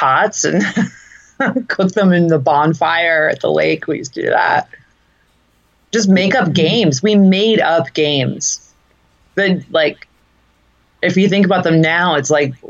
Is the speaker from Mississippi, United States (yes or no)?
no; Dunmore, Pennsylvania, United States; also born or lived in Bay Area, California; in second grade when we moved from California to Pennsylvania, like not doing well in my first 4 months in Dunmore